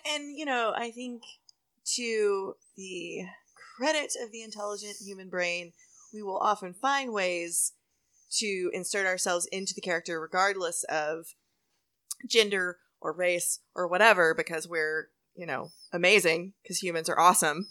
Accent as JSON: {"language": "English", "region": "Texas", "country": "United States", "tie": "born or raised there", "also_born_or_lived": "College Station", "said": "growing up in Texas"}